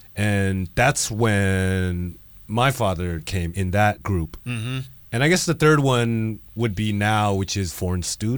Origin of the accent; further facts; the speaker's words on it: United States; born there; I mean, I was born in America, but my parents were born in China.